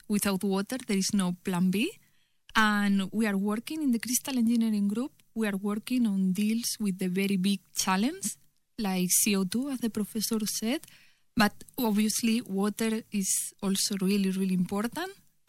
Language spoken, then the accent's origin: English; Spain; English is a second language; Oh yes, I'm from Spain.